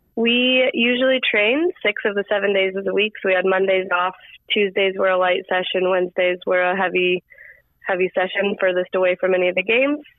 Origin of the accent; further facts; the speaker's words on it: Colorado, United States; moved away as an adult; now in Arizona, United States; I grew up in Colorado